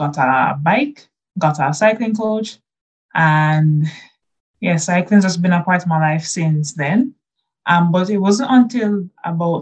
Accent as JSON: {"language": "English", "town": "Kingston", "country": "Jamaica", "tie": "born or raised there", "said": "I'm from Kingston, Jamaica."}